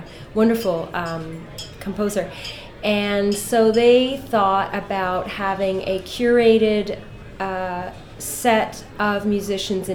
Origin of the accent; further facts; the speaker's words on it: Canada; also born or lived in Ireland; now in Los Angeles, United States; I'm from Canada personally, by way of Ireland